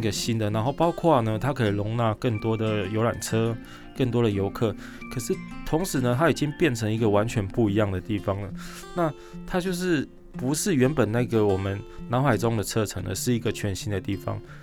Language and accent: Chinese; Taiwan; 我们台湾人出去玩 很喜欢做比较的